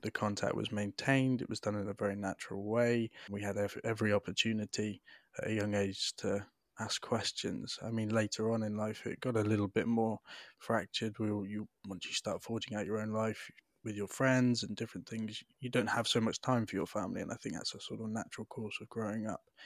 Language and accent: English; Devon, South West England, United Kingdom; I was adopted with my younger brother, um, into a lovely house in rural Devon